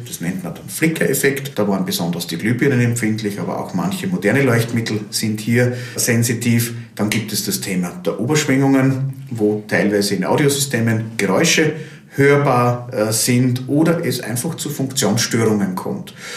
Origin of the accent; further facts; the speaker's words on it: Austria; bei uns in Österreich